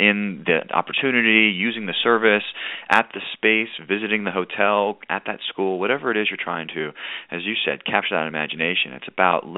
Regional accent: Pittsburgh, Pennsylvania, United States; moved away as an adult; also born or lived in Richmond, Virginia; I was from Pittsburgh, Pennsylvania, didn't really know Richmond before I came down to view it

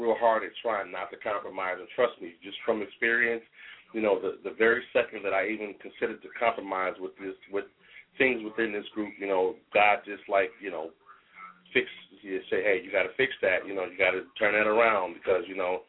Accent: Youngstown, Ohio, United States; moved away as an adult; also born or lived in Syracuse, New York; now in Columbus, United States; I was born in Syracuse, New York. I grew up in Youngstown, Ohio

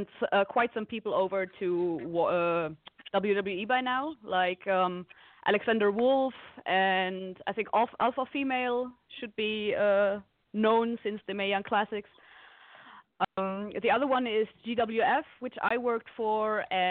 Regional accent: Germany; English is a second language; I'm actually from Germany.

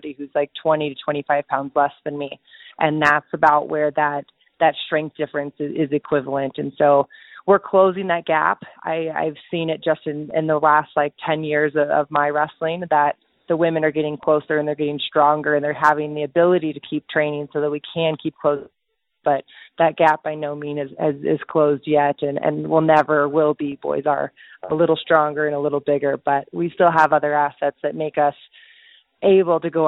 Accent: United States; as an American who trains

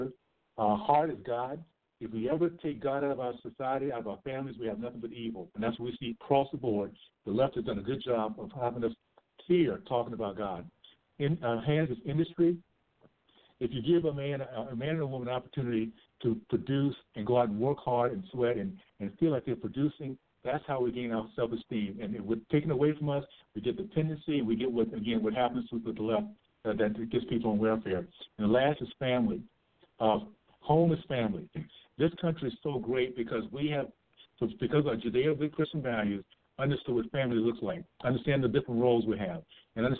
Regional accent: Tallahassee, Florida, United States; now in Utah, United States; I grew up in the Deep South, Tallahassee, Florida.

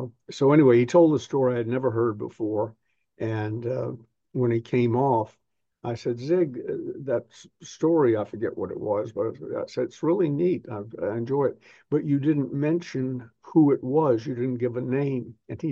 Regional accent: the South, United States; accent: Southern; when I decided I was going to train away my Southern accent, which I think I've done to a degree

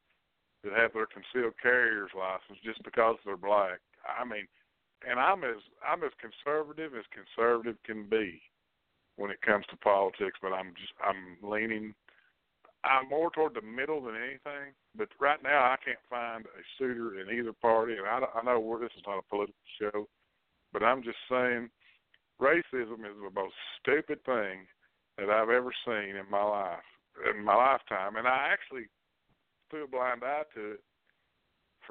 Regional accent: Jeffersonville, Kentucky, United States; I grew up in Kentucky, and actually it was in Jeffersonville, Kentucky

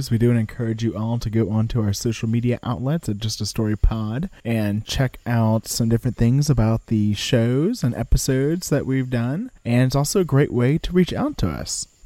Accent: New York, United States; As a kid growing up in New York, most parents used to have a wives' tale.

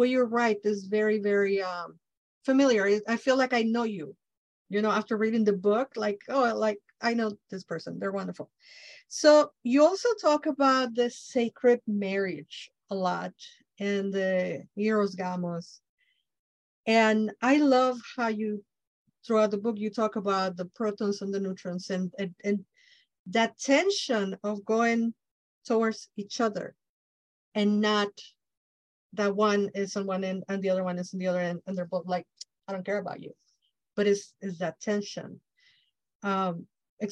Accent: Mexico; English is a second language; I'm Mexican from Mexico

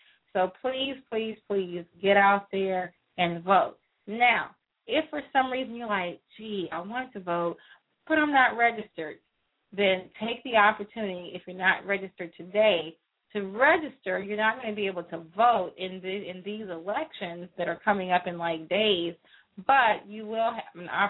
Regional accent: Houston, Texas, United States; I grew up in Houston

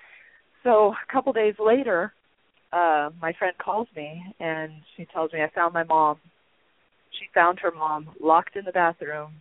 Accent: Long Beach, California, United States; also born or lived in Albuquerque, New Mexico; when we were seven, we moved to Long Beach, California, and I was pretty much raised there by my mom and my stepdad

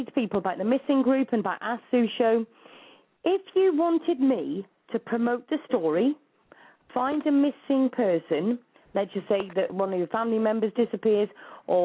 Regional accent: United Kingdom; the UK, so it's not even in my home country

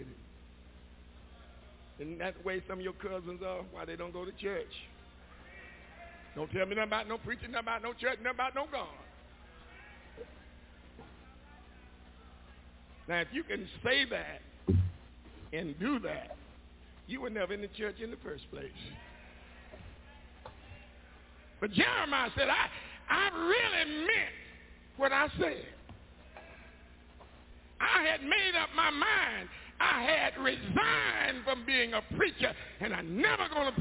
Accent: Macon, Georgia, United States; moved away; Macon, my hometown

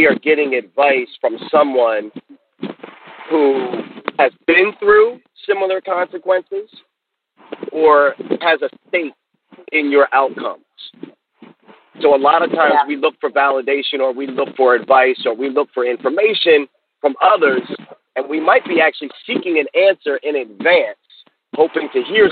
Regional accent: Baltimore, Maryland, United States; I'm from Baltimore, Maryland

